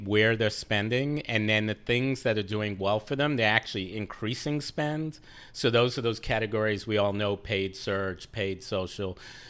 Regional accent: New York, United States; As a New Yorker.

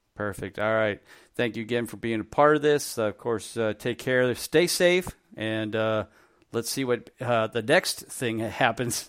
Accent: Cleveland, Ohio, United States; my hometown

